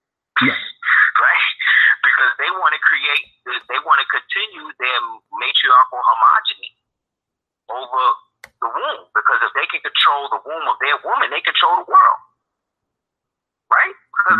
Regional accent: United States; us growing up in America

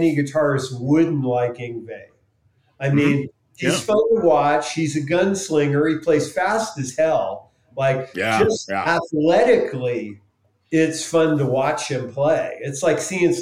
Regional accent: South San Francisco, California, United States; born or raised there; moved away; also born or lived in New York

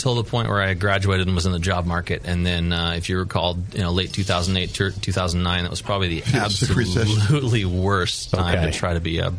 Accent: Auburn, California, United States; also born or lived in Grass Valley; The first house that I can remember we grew hops was up in Auburn.

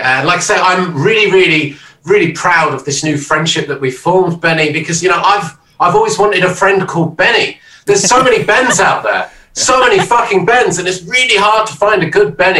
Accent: London, United Kingdom; moved away as an adult; now in Brighton, United Kingdom; I'm born in London, though, so I only just moved away from the kind of hometown to just kind of get a bit more sunshine

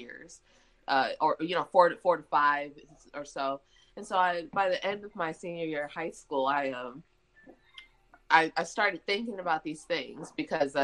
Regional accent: Detroit, Michigan, United States; moved away as an adult; also born or lived in Indiana; now in Mississippi, United States; I grew up in Michigan I'm actually from the Detroit suburbs.

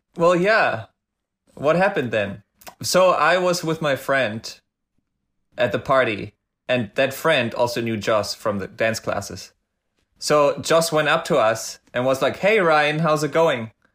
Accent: Hamburg, Germany; also born or lived in Los Angeles; I'm from Hamburg, which means I'm a hamburger

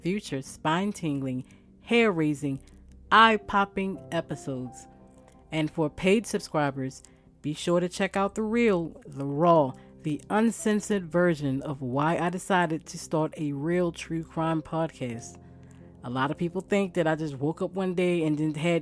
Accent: Baltimore, Maryland, United States; I grew up in Baltimore

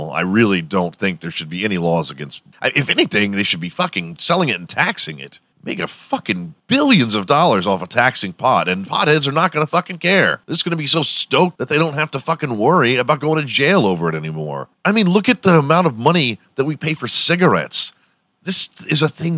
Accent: United States; I live here. I was born here and I'm proud to be from America

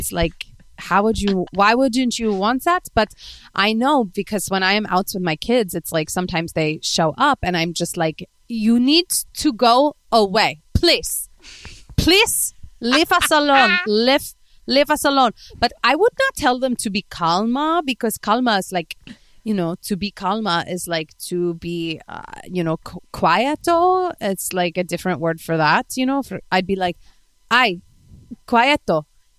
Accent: Spain; Because I'm from España and I have warm blood.

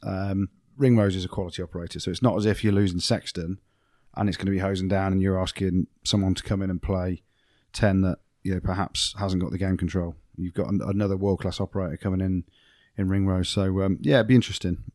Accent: England, United Kingdom; I'm English

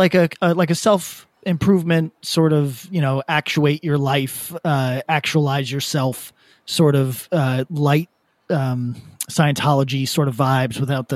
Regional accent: Albany, New York, United States; I'm from Albany

